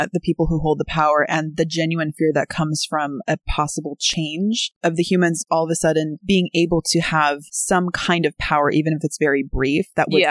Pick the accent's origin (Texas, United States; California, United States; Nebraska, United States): California, United States; Oceanside; I mean, we grew up in Oceanside.